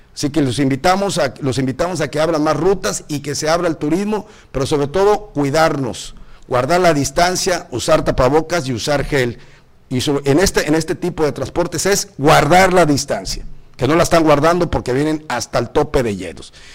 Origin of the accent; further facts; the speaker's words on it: Tamaulipas, Mexico; now in Cozumel, Mexico; soy del norte, compadre, soy de Tamaulipas